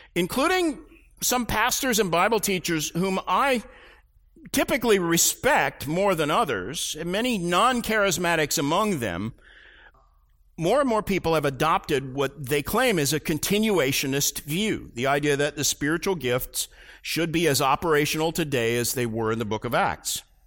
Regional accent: Tulsa, Oklahoma, United States; I grew up in Tulsa, Oklahoma

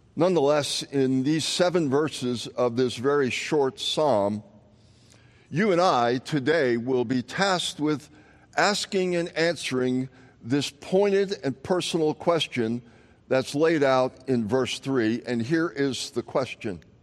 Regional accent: Long Island, New York, United States; as a kid growing up on Long Island

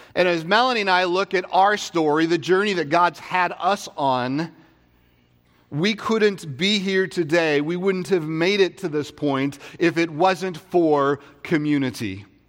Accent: Vancouver, Washington, United States; I grew up in Vancouver, Washington

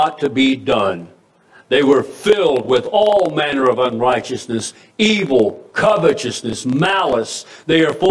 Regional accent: United States; the America I grew up

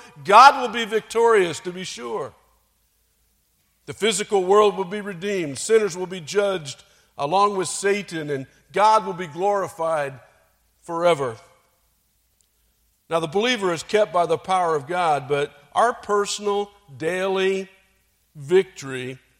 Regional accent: Michigan, United States; I came from Michigan, where General Motors is a big deal, and I came here

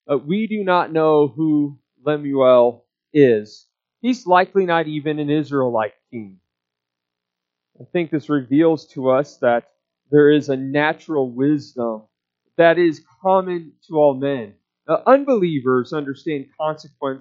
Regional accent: United States; us Americans

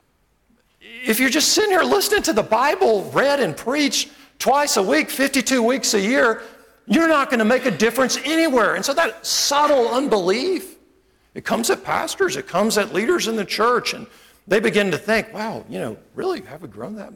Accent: United States; also born or lived in Montgomery; I love being American. You know, I'm so glad I live here.

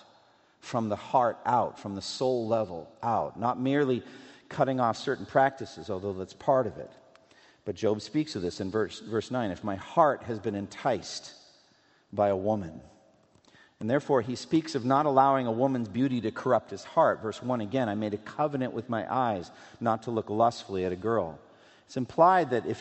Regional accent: Massachusetts, United States; moved away; also born or lived in Louisville, Kentucky; I'm from Massachusetts

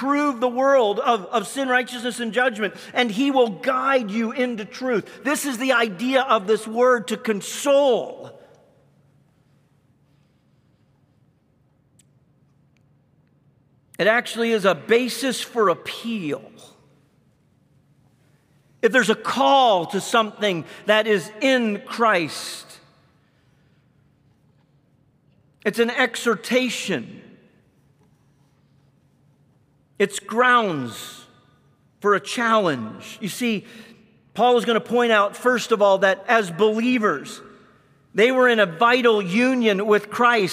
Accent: Canada; moved away; I grew up in Canada

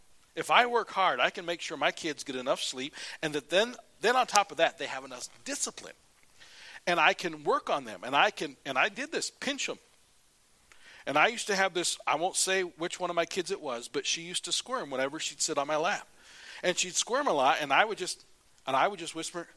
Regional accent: United States; as an American

